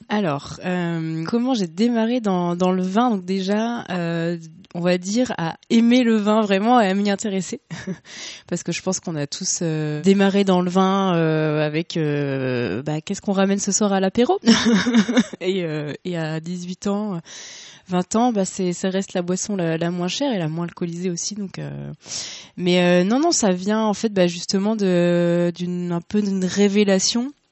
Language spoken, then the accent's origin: French; Le Havre, Normandy, France; moved away as an adult; now in Paris, France; ça fait plus de dix ans que j'habite à Paris. bon, je suis originaire du Havre à la base.